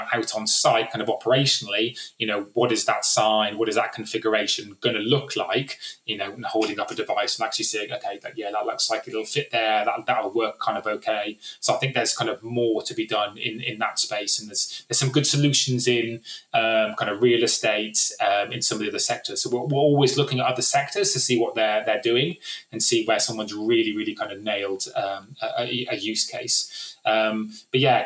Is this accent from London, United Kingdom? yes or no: no; West Country, South West England, United Kingdom; I was from the West Country